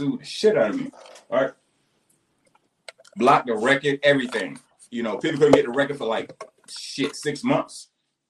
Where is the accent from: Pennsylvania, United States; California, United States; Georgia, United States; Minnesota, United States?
Georgia, United States; Waynesboro; also born or lived in Augusta, Georgia; I'm from Waynesboro